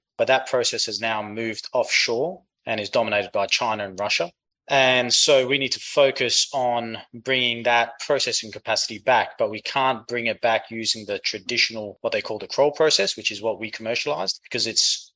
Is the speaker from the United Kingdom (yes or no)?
no; Perth, Western Australia, Australia; moved away as an adult; also born or lived in Greece; now in United States; from the accent, you can tell I grew up in Australia. Grew up in Perth, Western Australia